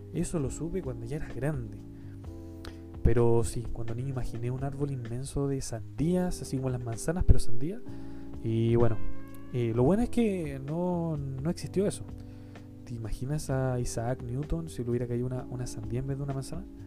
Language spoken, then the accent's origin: Spanish; Chile; yo soy de Chile, Chile un país muy lindo